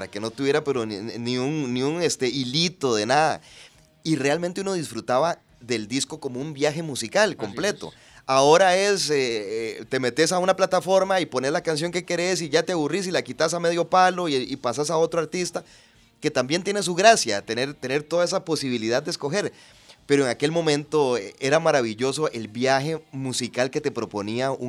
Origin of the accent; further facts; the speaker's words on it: Punta Arenas, Magallanes and Chilean Antarctica, Chile; Era un ritual. Yo recuerdo que yo soy de Punta Arenas